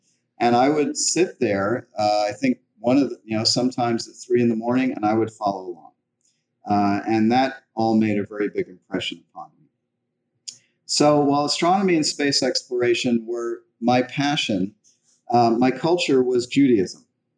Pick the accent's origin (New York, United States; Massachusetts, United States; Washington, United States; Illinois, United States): New York, United States; New York City; I grew up in New York City and Manhattan, so there were no stars to see in the sky.